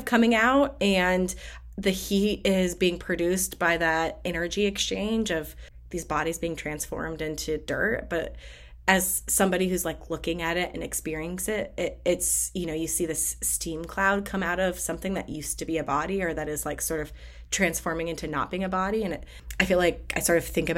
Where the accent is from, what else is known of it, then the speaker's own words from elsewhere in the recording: Nebraska, United States; moved away; I grew up in Nebraska